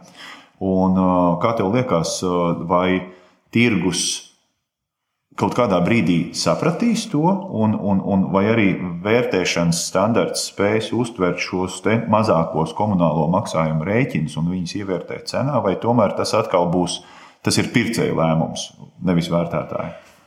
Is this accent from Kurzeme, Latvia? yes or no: no; Rūjiena, Valmiera Municipality, Latvia; manā dzimtajā pilsētā, Rujanā